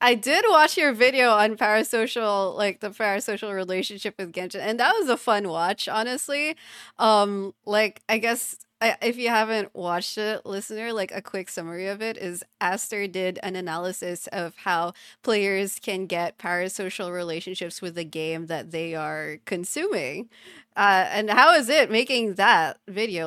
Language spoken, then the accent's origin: English; Philippines; first language English; us both being Filipino